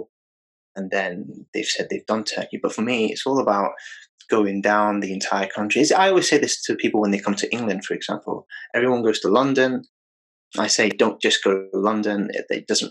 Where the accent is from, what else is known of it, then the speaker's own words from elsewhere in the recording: Bangladesh; I'm from Bangladesh.